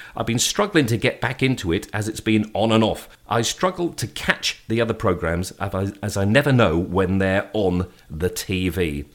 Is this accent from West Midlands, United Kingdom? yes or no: yes; Shrewsbury, West Midlands, United Kingdom; moved away; my hometown